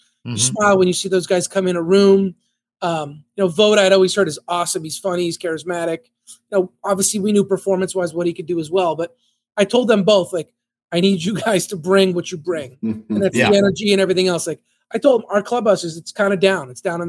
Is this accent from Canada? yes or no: yes; Canada; You know, like it's just growing up in Canada and so on.